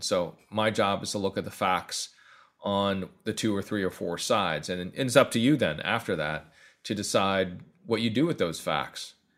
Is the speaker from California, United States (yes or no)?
yes; Northern California, United States; also born or lived in Atlanta; now in New York, United States; I'm from Calif-, Northern California